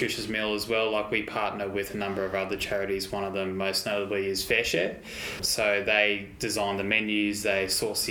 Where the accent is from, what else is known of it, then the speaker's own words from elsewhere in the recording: Brisbane, Queensland, Australia; we grew up in the Brisbane community